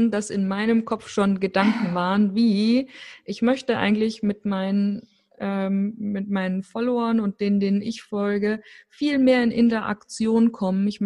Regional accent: Fulda, Hesse, Germany; born there; now in Rothenburg ob der Tauber, Germany; ich lebe in Rodenburg auf der Tauber, bin gebürtig aus Fulda.

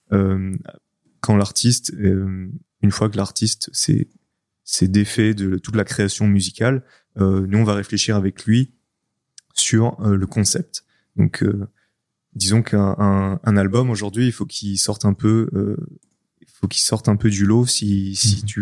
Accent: France; on est français avant tout quand même.

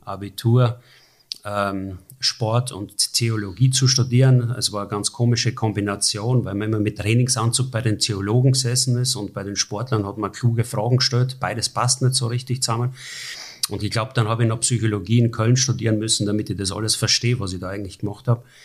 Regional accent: Burgenland, Austria; moved away as an adult; now in Germany; wie man meiner Sprache quasi immer noch entnehmen kann, obwohl ich jetzt seit 30 Jahren in Deutschland lebe, bin ich Österreicher und bin auch stolz drauf, Österreicher zu sein aus dem Burgenland

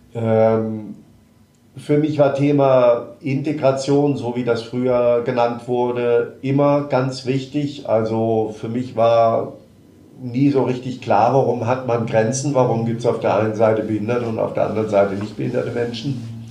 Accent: Marburg, Hesse, Germany; ich komme aus Marburg, bin dort auch geboren

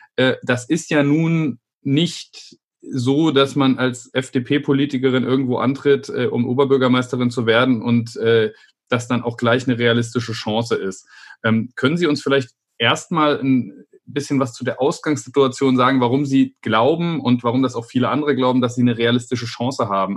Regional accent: Idar-Oberstein, Rhineland-Palatinate, Germany; ich bin in Ida Oberstein aufgewachsen

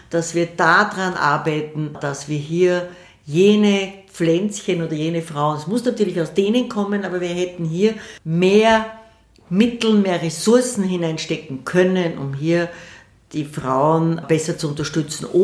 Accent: Vienna, Austria; Ich bin eine stolze Wienerin

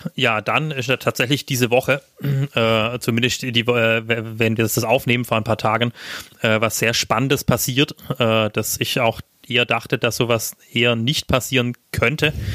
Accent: Schwaigern, Baden-Württemberg, Germany; meinem Heimatdorf

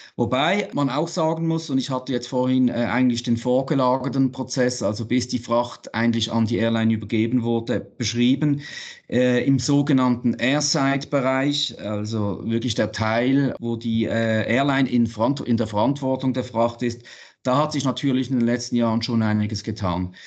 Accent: Basel, Basel-Stadt, Switzerland; Basel, meine Heimatstadt

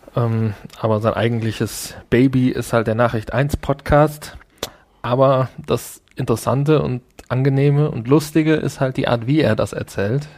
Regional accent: Essen, North Rhine-Westphalia, Germany; Ich bin ja auch aus dem Ruhrgebiet. du erinnerst dich vielleicht, ich bin ja in Essen geboren

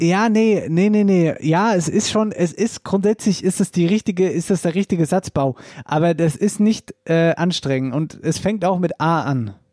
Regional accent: Wetterau, Hesse, Germany; bei uns in der Wetterau

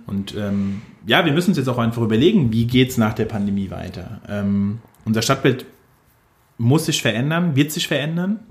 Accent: Mainz, Rhineland-Palatinate, Germany; also born or lived in Wiesbaden / Nierstein; ich komme aus Mainz und finde Mainz geil

